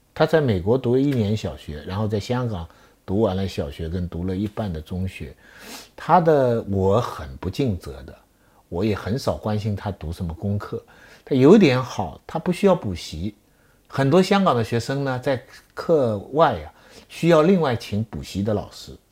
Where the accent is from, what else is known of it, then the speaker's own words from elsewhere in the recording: China; 我们中国人，我们希望我们的子孙跟妈妈一样聪明。我今天在顺义